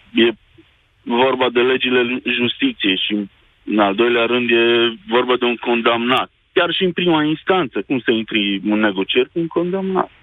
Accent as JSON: {"language": "Romanian", "town": "Sfântu Gheorghe", "region": "Covasna County", "country": "Romania", "said": "sunt din Sfântul Gheorghe"}